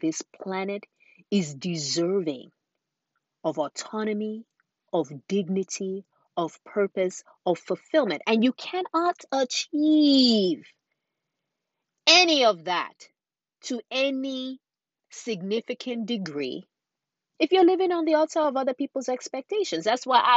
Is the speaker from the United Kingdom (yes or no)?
no; Nigeria; growing up in Nigeria as a young girl